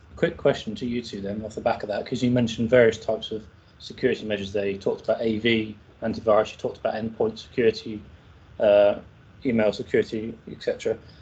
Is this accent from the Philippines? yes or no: no; Ireland; I'm Irish